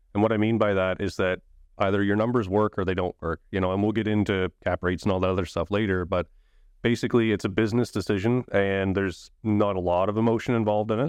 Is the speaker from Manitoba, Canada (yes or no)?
no; Saint John, New Brunswick, Canada; So born and raised in Saint John, New Brunswick. I've always been there